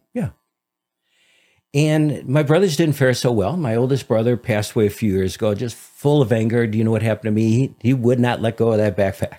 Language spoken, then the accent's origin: English; Detroit, Michigan, United States; growing up in Detroit.